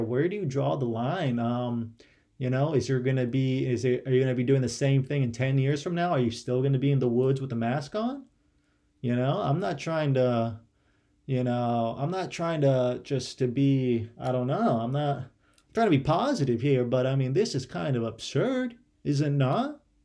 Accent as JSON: {"language": "English", "region": "Ohio", "country": "United States", "tie": "born or raised there", "moved": "yes", "said": "growing up in Ohio"}